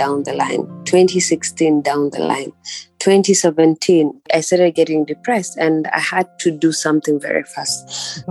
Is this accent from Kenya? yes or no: yes; Kenya; I'm a Kenyan entrepreneur.